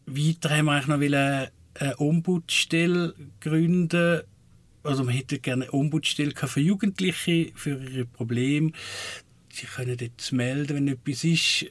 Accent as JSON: {"language": "German", "country": "Switzerland", "said": "wo ich herkomme, Waldling"}